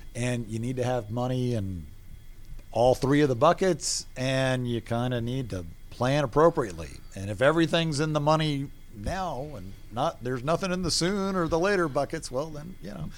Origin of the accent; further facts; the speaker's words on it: Atlanta, Georgia, United States; moved away as an adult; also born or lived in Boston / New Orleans; I grew up here in Atlanta